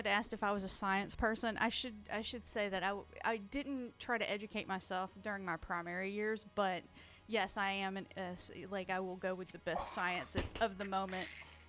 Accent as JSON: {"language": "English", "town": "Rome", "region": "Georgia", "country": "United States", "tie": "born or raised there", "moved": "yes", "said": "I'm from Rome, Georgia."}